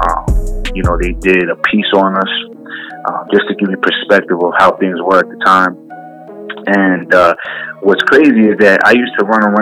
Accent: Jersey City, New Jersey, United States; also born or lived in West New York, New Jersey; grew up in Hudson County, New Jersey. Um, born and raised in Jersey City, then moved to uh, then pretty much bounced around Hudson County, but really lived in West New York, New Jersey for about eight years.

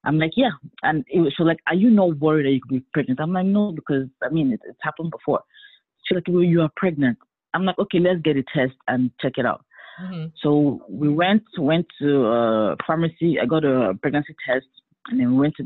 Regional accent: Nigeria; now in Atlanta, United States; I live in Atlanta. I am a single mother of one, and I am from Nigeria by birth, but American by citizenship.

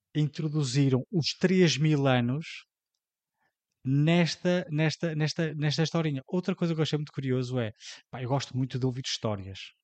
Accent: Portugal; para nós, enquanto portugueses

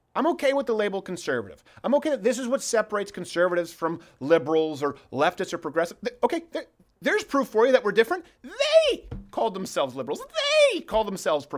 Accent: Quebec, Canada; now in United States; I was raised in Canada

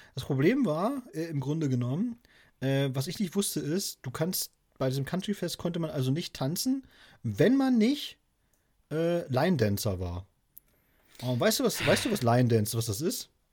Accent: Wolgast, Mecklenburg-Vorpommern, Germany; Wolgast hier, das ist ja äh, meine Geburtsstadt sozusagen, gleich um die Ecke

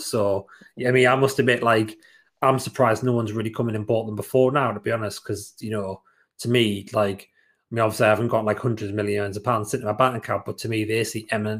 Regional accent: Sunderland, North East England, United Kingdom; we grew up in Sunderland

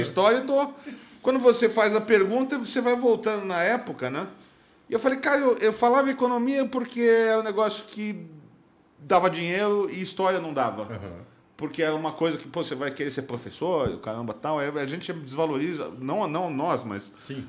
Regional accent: São Paulo, Brazil; Eu fui nascido em São Paulo, nasci em São Paulo em 1978

